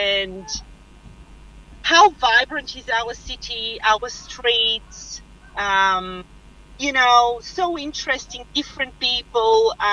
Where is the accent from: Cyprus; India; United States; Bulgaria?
Bulgaria; moved away; I was mentored by a renowned artist in my country because I'm originally from Bulgaria